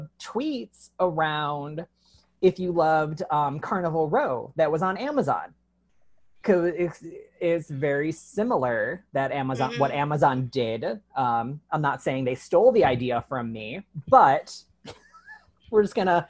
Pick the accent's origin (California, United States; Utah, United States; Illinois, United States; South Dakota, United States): Illinois, United States; Chicago; moved away as an adult; also born or lived in St. Louis, Missouri; now in Tucson, United States; I'm from Chicago, and I'm like, hometown pride